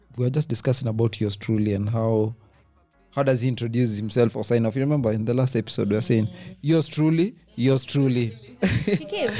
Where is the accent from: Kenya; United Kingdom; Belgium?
Kenya; I'm a Kenyan. I pay taxes.